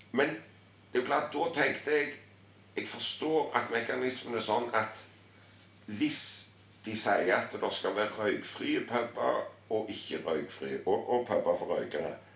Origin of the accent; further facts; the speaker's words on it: Harstad, Troms, Norway; jeg er liksom fra, fra Nord-Norge. Harstad